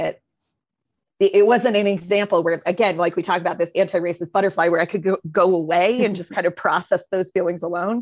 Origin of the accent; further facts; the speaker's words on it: Maine, United States; I'm a white lady. I grew up in Maine, predominantly white schools